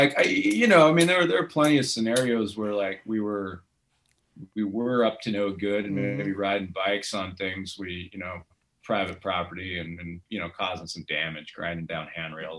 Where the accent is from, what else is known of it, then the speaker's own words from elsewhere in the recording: Las Vegas, Nevada, United States; moved away as an adult; also born or lived in Boulder City, Nevada / Australia; now in Nashville, United States; grew up in Vegas